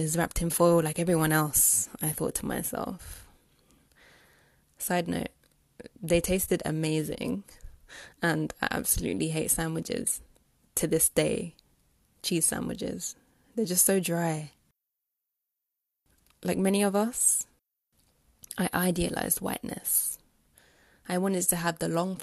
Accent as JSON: {"language": "English", "region": "London", "country": "United Kingdom", "said": "where I was actually from, which was London."}